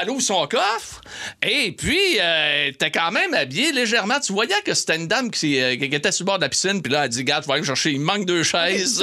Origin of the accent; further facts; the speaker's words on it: Saguenay, Quebec, Canada; moved away; chez nous au Saguenay